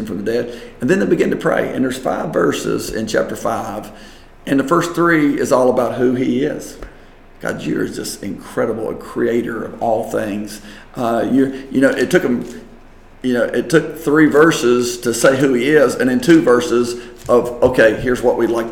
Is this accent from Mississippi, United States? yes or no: no; West Virginia, United States; moved away; up to West Virginia, up to my hometown